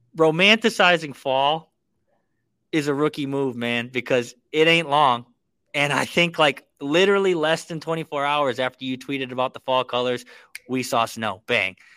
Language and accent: English; Hawaii, United States; now in Minnesota, United States; I was born in Hawaii. All my family out there